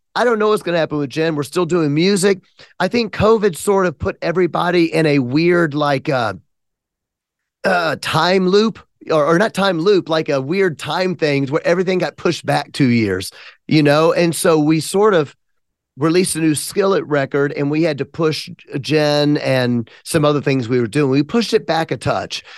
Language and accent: English; Memphis, Tennessee, United States; I'm from Memphis.